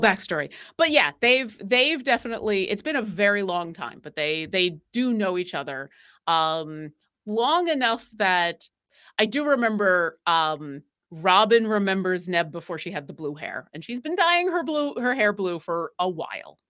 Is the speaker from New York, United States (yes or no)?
yes; Buffalo, New York, United States; I am from New York, but I'm from Buffalo